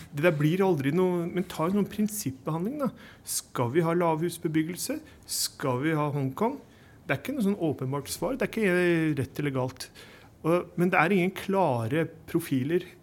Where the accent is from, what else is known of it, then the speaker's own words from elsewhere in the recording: Bærum, Akershus, Norway; Jeg er fra Snarøy-Bærum